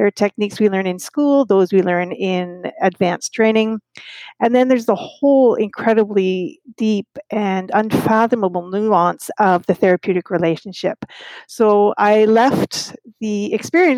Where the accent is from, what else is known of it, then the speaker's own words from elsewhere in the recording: Ottawa, Ontario, Canada; I'm from Ottawa, Canada